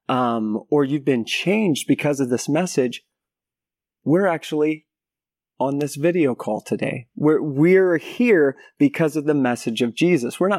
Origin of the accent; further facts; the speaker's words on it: Philippines; also born or lived in United States; I was raised in the Philippines as a missionary kid, and then after that, went to went to university in the States